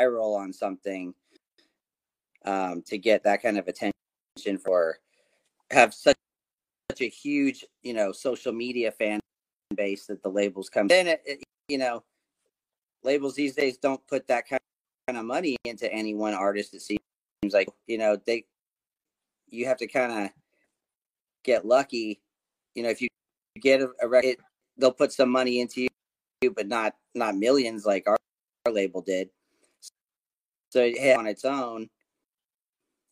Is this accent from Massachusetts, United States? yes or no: no; California, United States; moved away as an adult; also born or lived in Conway, Arkansas / Northwest Arkansas; now in Arkansas, United States; I've lived here for the last 9 years, but I'm from California originally, so I moved here.